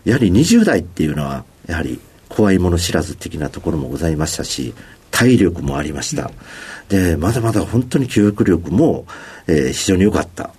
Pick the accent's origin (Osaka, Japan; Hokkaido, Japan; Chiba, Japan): Osaka, Japan; 大阪 のまあ、西の端、西淀川区という、はい、まあ、工場の多いところで生まれ育ちました。